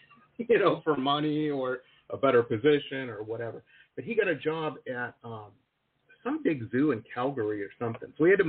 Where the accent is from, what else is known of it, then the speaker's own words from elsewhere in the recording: Detroit, Michigan, United States; growing up in Detroit.